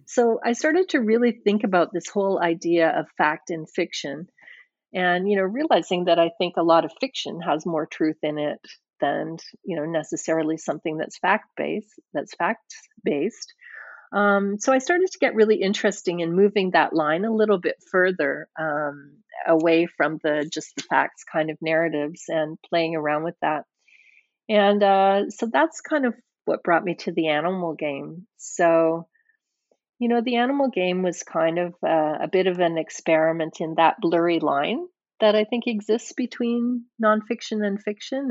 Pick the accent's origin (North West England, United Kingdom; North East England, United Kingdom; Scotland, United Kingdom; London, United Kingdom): Scotland, United Kingdom; I was born in Scotland, and um, I think that I kind of have a Scottish head in some ways